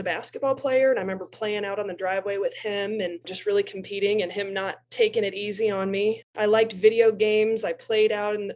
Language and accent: English; Bloomington, Illinois, United States; also born or lived in Decatur, Illinois; growing up in Central Illinois and originally was born in Decatur, Illinois, moved to Bloomington.